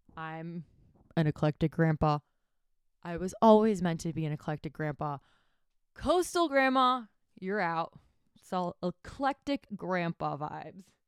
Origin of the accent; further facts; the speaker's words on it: Miami, Florida, United States; also born or lived in Tampa Bay; I'm from Miami. I was born and raised there